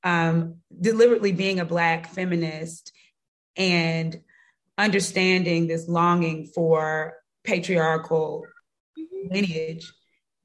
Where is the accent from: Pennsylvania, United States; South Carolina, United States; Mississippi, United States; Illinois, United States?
Mississippi, United States; Jackson; growing up in Jackson